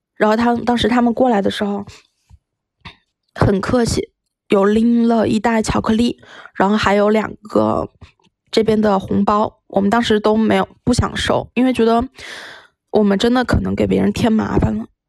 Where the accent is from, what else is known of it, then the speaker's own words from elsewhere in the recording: Wuhan, Hubei, China; 我们来自武汉